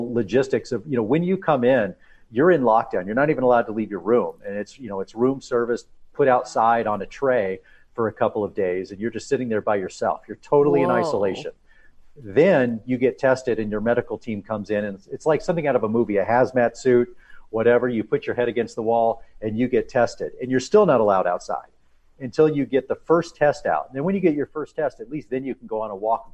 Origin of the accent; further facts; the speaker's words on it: Texas, United States; moved away as an adult; also born or lived in Oklahoma; I'm born and raised in Texas, and went to school in Oklahoma